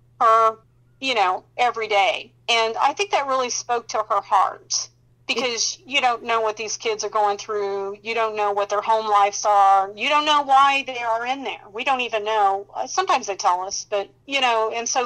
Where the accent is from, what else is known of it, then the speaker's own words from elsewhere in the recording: Indianapolis, Indiana, United States; my hometown is Indianapolis, Indiana